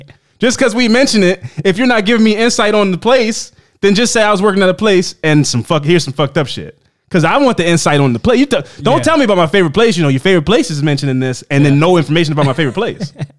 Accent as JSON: {"language": "English", "town": "Kansas City", "region": "Missouri", "country": "United States", "said": "I'm going to preface this by saying that I'm from Kansas City, Missouri. So that's, Midwest."}